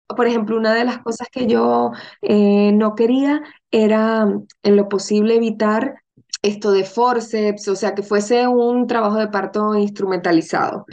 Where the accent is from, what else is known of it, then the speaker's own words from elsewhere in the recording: Venezuela; now in Madrid, Spain; somos de Venezuela, mi, familia materna es española, o sea, mis abuelos son gallegos